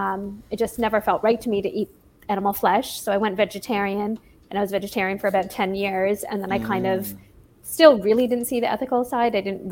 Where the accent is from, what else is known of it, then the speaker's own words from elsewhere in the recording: Toronto, Ontario, Canada; Yeah, from Toronto.